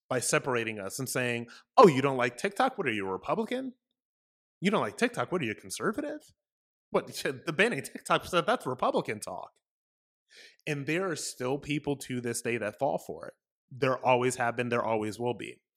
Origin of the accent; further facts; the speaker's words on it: United States; also born or lived in Florida; as an American, as somebody living in Florida